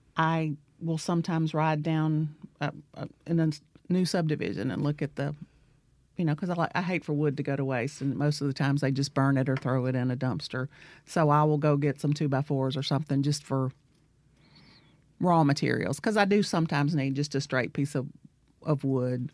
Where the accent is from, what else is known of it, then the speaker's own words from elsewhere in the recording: Centerville, Mississippi, United States; I'm from Centerville, Mississippi. Grew up in Wilkinson County.